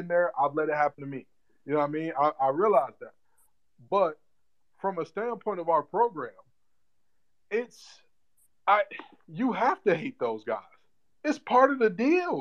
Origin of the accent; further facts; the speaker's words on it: Detroit, Michigan, United States; moved away as an adult; also born or lived in North Carolina; being born and raised in Detroit, Michigan